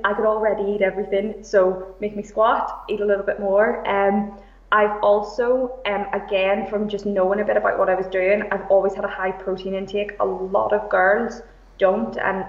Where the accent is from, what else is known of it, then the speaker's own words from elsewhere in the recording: Belfast, Northern Ireland, United Kingdom; moved away as an adult; now in Liverpool, United Kingdom; I am originally from Belfast. I've lived in Liverpool for about eight years.